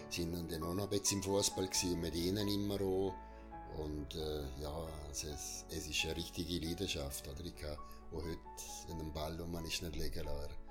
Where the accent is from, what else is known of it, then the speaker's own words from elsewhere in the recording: Unterland, Liechtenstein; weil ich bin sehr kontaktfreundlich und im Unterland aufgewachsen, aber im Oberland ja, vor allem mit Schule, oder?